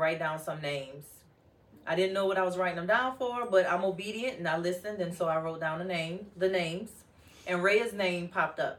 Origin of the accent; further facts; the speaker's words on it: New Orleans, Louisiana, United States; accent: New Orleans twang; I'm from the South, I'm from New Orleans. So sometimes that little New Orleans twang will come through